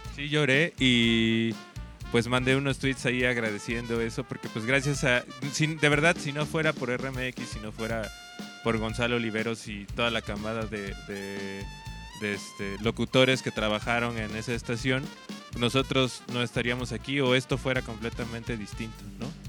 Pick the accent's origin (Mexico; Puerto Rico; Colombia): Mexico; Oaxaca; nosotros somos de Oaxaca, de un estado al